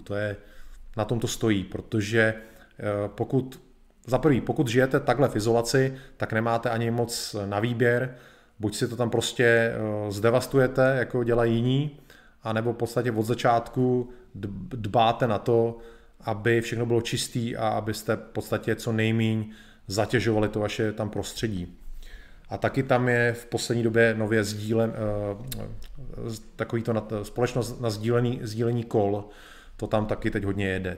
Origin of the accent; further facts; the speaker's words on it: Czechia; my Češi